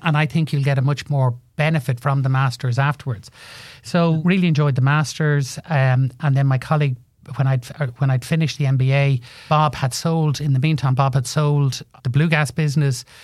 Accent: Ireland; moved away as an adult; also born or lived in Liverpool / London; there was very few jobs in Ireland, so I left Ireland and went over to John West Foods in Liverpool

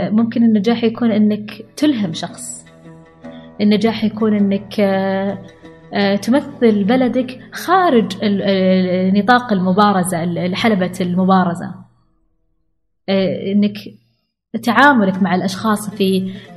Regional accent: Al-Ahsa, Eastern Province, Saudi Arabia; انا بنت الاحساء

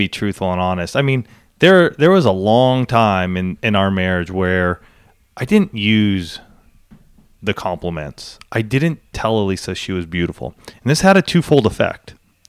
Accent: Southern California, United States; I grew up in Southern California. I mean, I live in San Diego

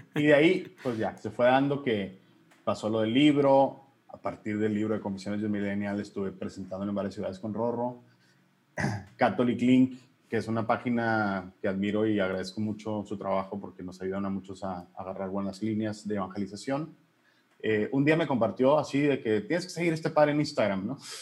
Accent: Hermosillo, Sonora, Mexico; soy Hermosillo Sonora, legionario de Cristo

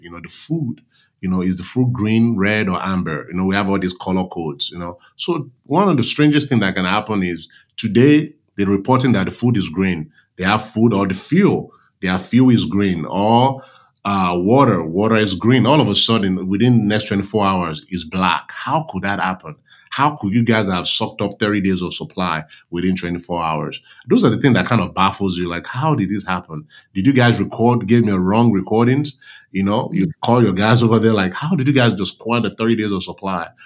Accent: Nigeria; moved away as an adult; also born or lived in New York; now in United States; I grew up in Nigeria whereby you have multiple, multiple ethnic groups

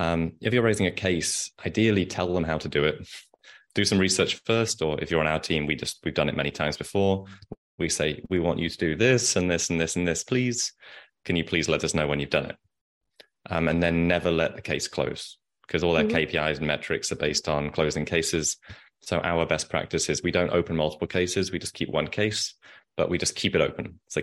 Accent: England, United Kingdom; accent: English; my English accent.

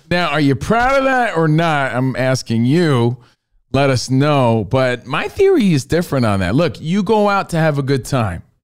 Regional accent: East Coast, United States; moved away; we're from the East Coast

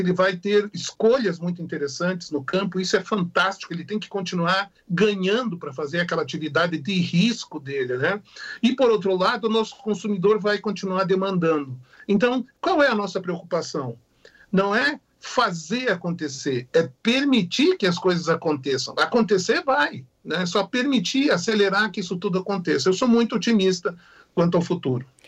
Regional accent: Brazil; como brasileiros

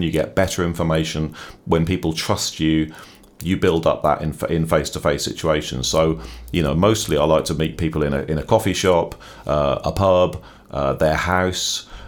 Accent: Norwich, East of England, United Kingdom; also born or lived in Dublin, Ireland; I'm from Norwich, so I'm a native of the, of the city

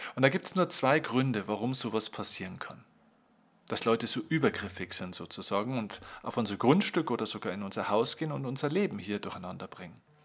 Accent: Bavaria, Germany; bei uns in Bayern

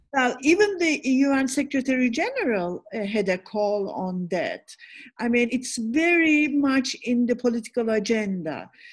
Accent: Istanbul, Turkey; also born or lived in Bodrum; I'm from Istanbul, but this is our summer place

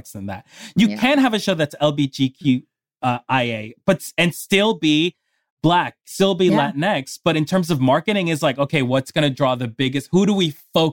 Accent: New York, United States; now in Los Angeles, United States; I'm also from New York

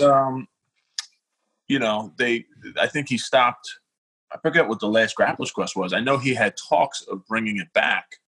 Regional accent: Philadelphia, Pennsylvania, United States; I grew up in South Philly

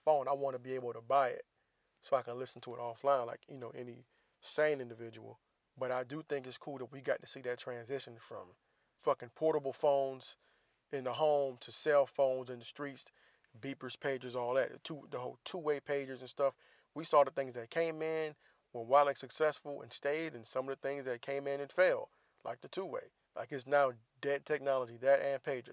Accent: the South, United States; I grew up in the South

